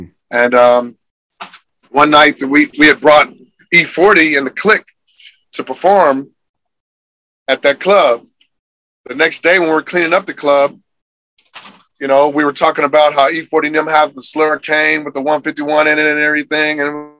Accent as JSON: {"language": "English", "region": "Midwest", "country": "United States", "said": "I'm like, I'm from the Midwest. I can't do that. I won't do that. I don't sound like that."}